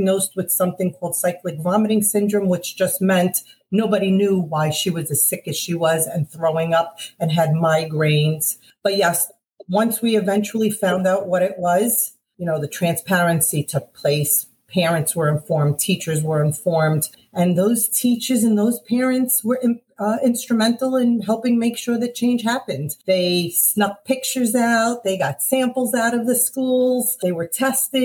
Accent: New York City, New York, United States; accent: Brooklyn and Bronx; moved away as an adult; also born or lived in Coney Island, Brooklyn; now in Weston, United States; So I was born in Coney Island. All my family and friends also started school there and then grew up in the Bronx, went back and forth between the two boroughs

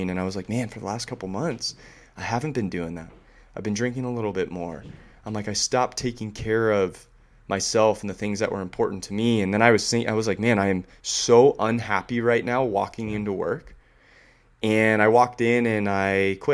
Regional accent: San Diego, California, United States; also born or lived in Silicon Valley / New York; kid that grew up in San Diego

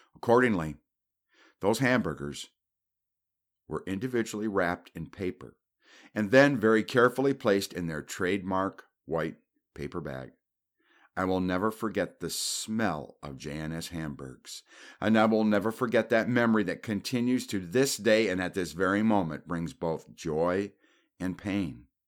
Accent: Traverse City, Michigan, United States; moved away; when I grew up in Traverse City as a little kid

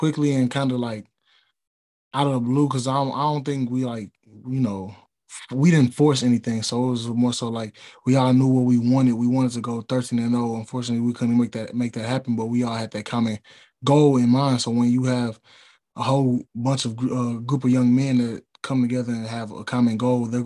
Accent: St. Louis, Missouri, United States; moved away as an adult; now in Jackson, United States; me and a couple of my teammates are from St. Louis

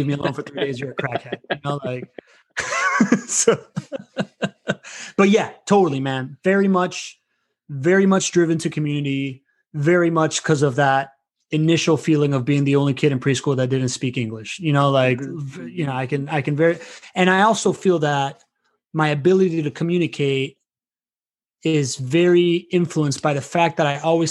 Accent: Miami, Florida, United States; also born or lived in Venezuela / Spain; now in Jacksonville, United States; growing up in Miami back then, it was like everybody, all my peers were sons of Cubans, and I'm like the only Venezuelan kid

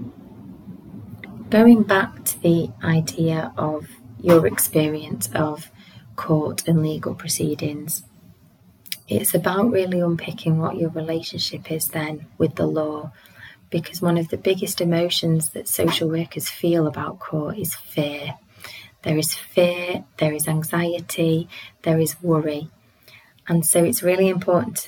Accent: United Kingdom; I identify as British

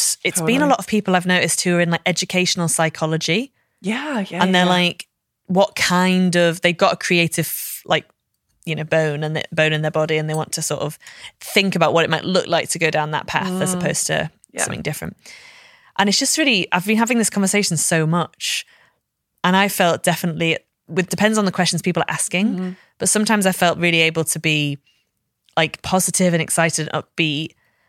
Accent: Liverpool, North West England, United Kingdom; Like, I can say I'm actually from Liverpool. I don't sound like it, but I am from here.

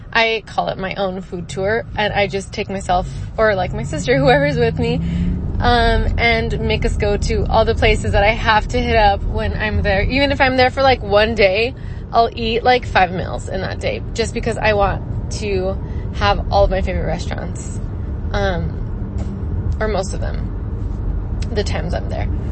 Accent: El Paso, Texas, United States; now in Phoenix, United States; so I am originally from El Paso, Texas. I live now in Phoenix.

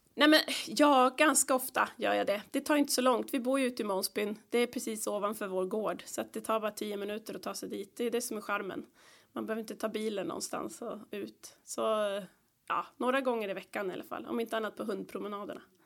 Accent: Stockholm, Stockholm County, Sweden; moved away; där växte vi upp med min bror och min lilla katt Morre och mina föräldrar

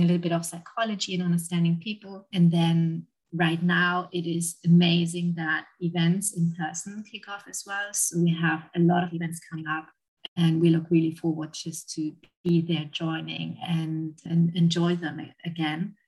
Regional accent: Germany; moved away as an adult; now in London, United Kingdom; I'm originally from Germany and I've been living and working in London for the last 9 years.

